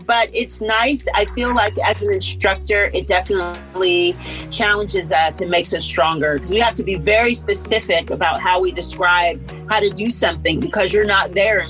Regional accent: Pittsburgh, Pennsylvania, United States; now in Los Angeles, United States; I'm broadcasting all the way from Pittsburgh, my hometown, today.

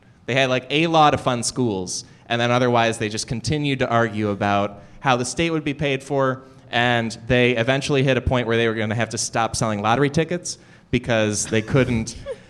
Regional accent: Illinois, United States; I know one thing that's jumped out to me is my home state of Illinois didn't have a budget for 2 whole years.

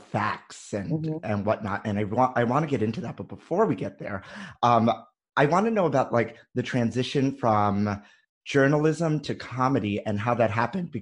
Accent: New York City, New York, United States; I'm also born and raised in Brooklyn and a true New Yorker.

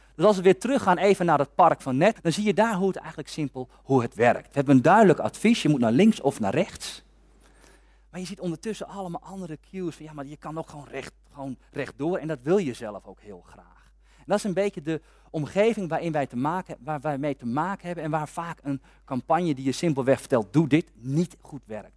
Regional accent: Amersfoort, Utrecht, Netherlands; Ik kom uit Amersfoort. En bij ons in Amersfoort

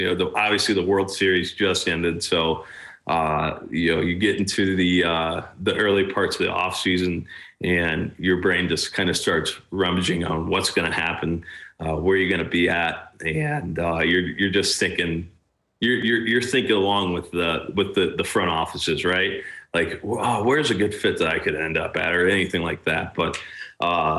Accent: Middletown, United States; my hometown

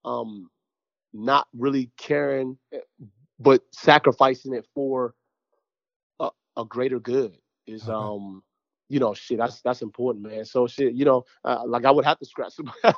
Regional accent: Jamaica; I'm Jamaican, too

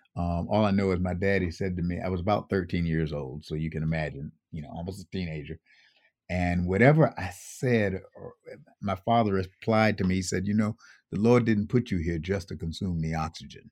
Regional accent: Buffalo, New York, United States; I grew up in Buffalo, New York

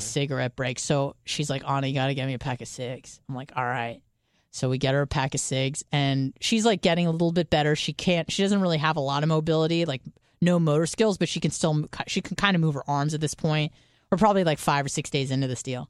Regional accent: San Diego, California, United States; moved away; I would go home to San Diego, at, when I first moved away

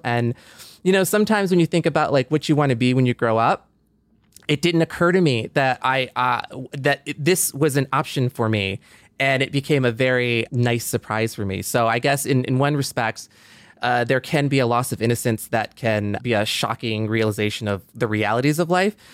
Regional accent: Michigan, United States; moved away; I was just kind of like in Michigan

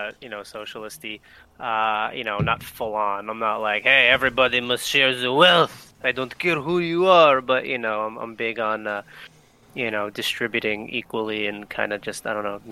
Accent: United States; Obviously, I'm from the States.

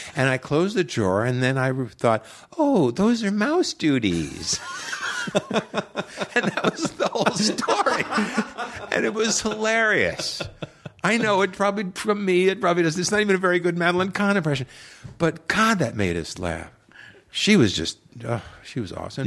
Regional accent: Long Island, New York, United States; moved away; I grew up on Long Island, New York

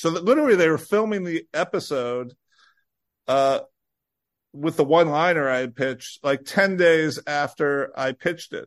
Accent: Illinois, United States; growing up in Illinois

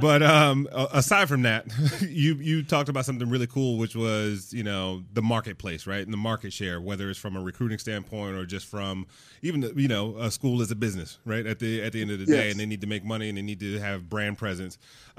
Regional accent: Detroit, Michigan, United States; Like when I think about the Detroit Lions, where I grew up in Detroit, and, you know, Detroit is very much a blue collar manufacturing, you know, middle America city.

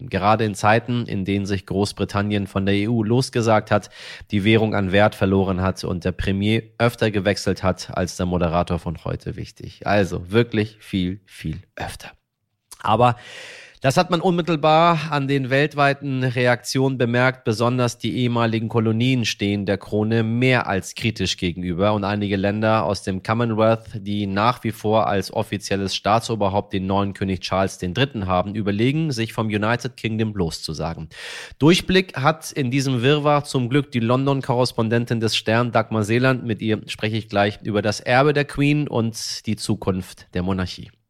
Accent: Hamburg, Germany; denn das größte Volksfest der Welt wird in München nach zwei Jahren Pause endlich, sage ich Ihnen als Hamburger, endlich wieder eröffnet

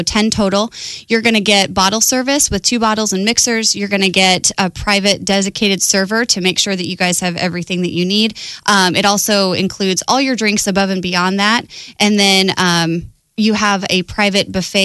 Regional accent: Omaha, Nebraska, United States; I grew up in Omaha

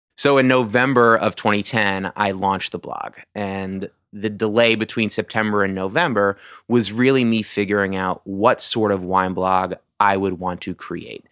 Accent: Massachusetts, United States; moved away as an adult; also born or lived in New York; now in Washington, D.C., United States; I was born in New York, uh, moved to Massachusetts when I was eight years old

